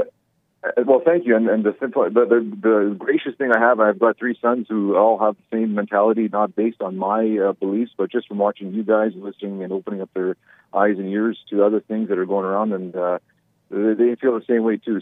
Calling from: Manitoba, Canada; I'm calling from Communist Canada

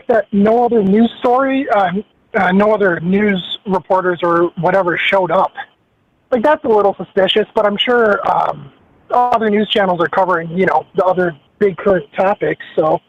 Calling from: Minneapolis, Minnesota, United States; from Minneapolis.

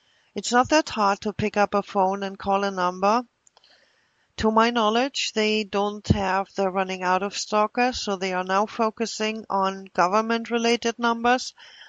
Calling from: Milwaukee, Wisconsin, United States; I'm calling from Milwaukee, and this is regarding a group of stalkers who apparently are messing with the FBI phone system.

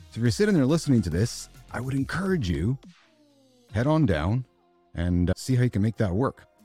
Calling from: Winnipeg, Manitoba, Canada; So I'm in Winnipeg, Canada. So we're a two-hour direct plane flight to Denver, actually.

